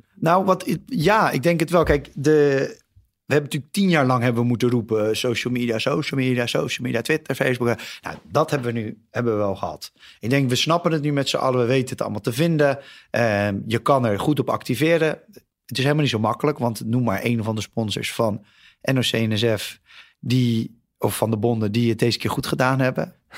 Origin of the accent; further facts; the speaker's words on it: Netherlands; als Nederlander